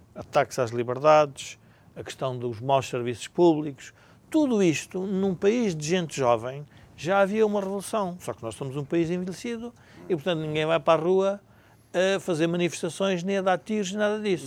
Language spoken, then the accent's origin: Portuguese; Portugal